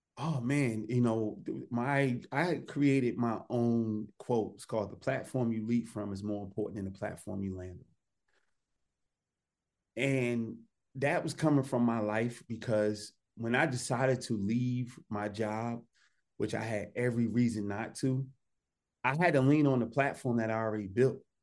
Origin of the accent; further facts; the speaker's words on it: Newark, New Jersey, United States; I came from Newark, New Jersey. I was in the hood.